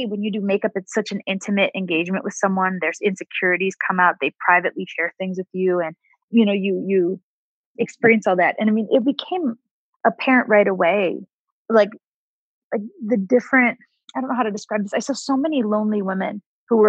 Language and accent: English; Ohio, United States; moved away as an adult; also born or lived in New York; fundamental values I grew up with in Ohio, being raised by my down-to-earth family